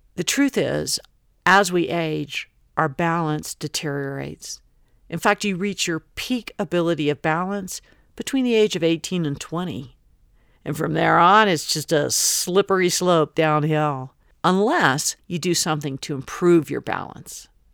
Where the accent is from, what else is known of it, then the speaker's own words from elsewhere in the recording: Florida, United States; now in Colorado, United States; I grew up in Florida